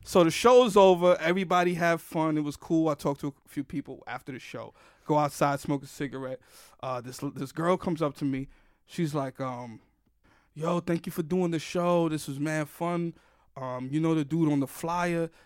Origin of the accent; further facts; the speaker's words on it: New York City, New York, United States; I grew up in the Bronx predominantly